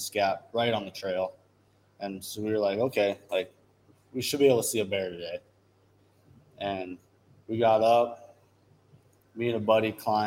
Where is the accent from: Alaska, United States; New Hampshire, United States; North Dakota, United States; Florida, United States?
North Dakota, United States; Dickinson; we're all from Dickinson.